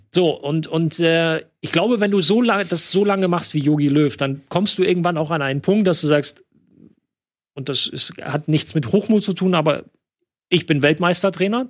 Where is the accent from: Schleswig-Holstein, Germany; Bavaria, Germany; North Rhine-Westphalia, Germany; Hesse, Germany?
North Rhine-Westphalia, Germany; near Düren; Düren ist ganz in der Nähe von da, wo ich aufgewachsen bin